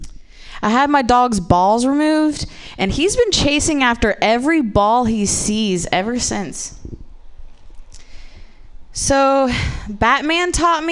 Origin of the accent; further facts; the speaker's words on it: Ohio, United States; I'm from the Midwest, but I'm actually from Ohio